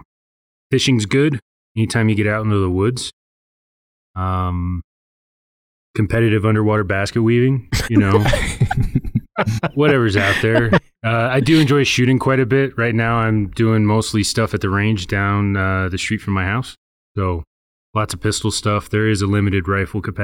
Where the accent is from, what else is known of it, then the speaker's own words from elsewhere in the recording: Arvada, Colorado, United States; I'm from here, Colorado. I was born in Arvada.